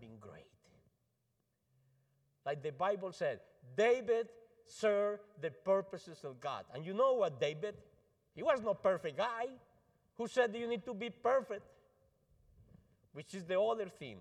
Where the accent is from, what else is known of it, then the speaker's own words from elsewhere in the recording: Colombia; English is a second language; now in United States; I'm from Colombia